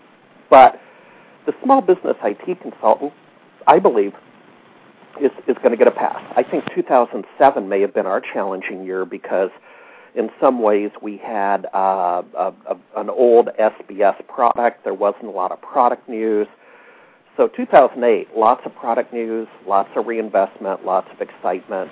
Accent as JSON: {"language": "English", "region": "Alaska", "country": "United States", "tie": "born or raised there", "moved": "as an adult", "lives_now": "Seattle, United States", "said": "I grew up in Alaska"}